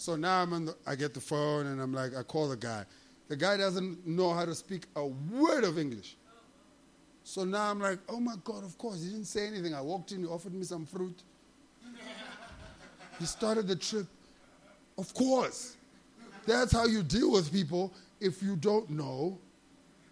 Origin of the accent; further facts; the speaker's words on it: South Africa; I'm a customer from South Africa